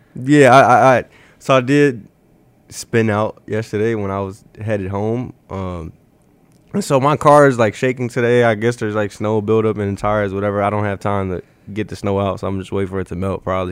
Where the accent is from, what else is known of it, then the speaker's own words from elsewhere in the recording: Chicago, Illinois, United States; now in Omaha, United States; I'm from Chicago